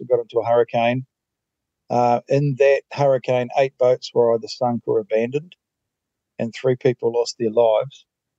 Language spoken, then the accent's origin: English; Queenstown, Otago, New Zealand; moved away as an adult; also born or lived in Auckland / Australia / Vietnam; I live in Queenstown, grew up in Queenstown